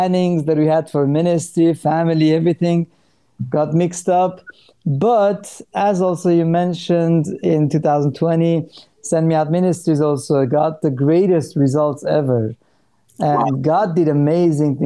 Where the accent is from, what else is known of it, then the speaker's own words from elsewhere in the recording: Iran; moved away; I'm Armenian from Iran.